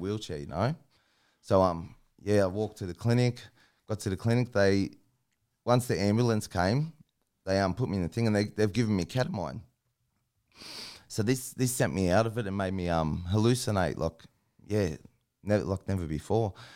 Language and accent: English; Sydney, New South Wales, Australia; I grew up in Sydney, down in, like, Sydney's West, Guildford, Maryland and that.